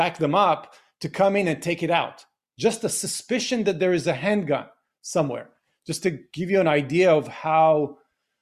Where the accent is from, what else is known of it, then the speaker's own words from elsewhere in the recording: Beersheba, Southern District, Israel; I grew up in the 70s in Be'er Sheva, which is the southern part of Israel